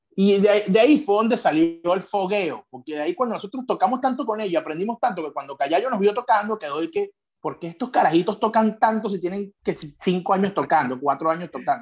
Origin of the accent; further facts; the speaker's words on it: eastern Venezuela, Venezuela; nosotros éramos, somos de Oriente